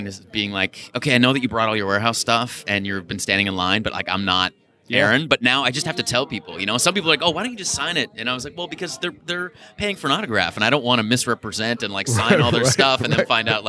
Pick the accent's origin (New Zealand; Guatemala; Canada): Canada; Toronto, Ontario; I grew up in Toronto